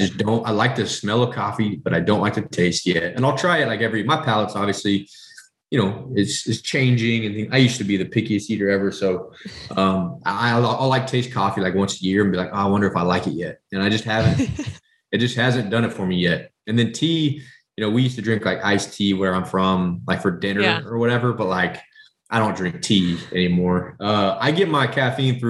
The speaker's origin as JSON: {"language": "English", "region": "Southwest Kansas", "country": "United States", "tie": "born or raised there", "said": "I'm from the Midwest. So I'm from, like I said, at the beginning, I'm from Southwest Kansas. I grew up on red meat."}